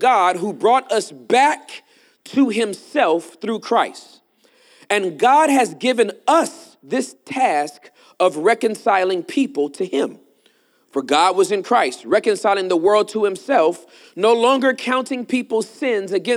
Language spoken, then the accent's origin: English; Southern California, United States; I am from California, born and raised Southern California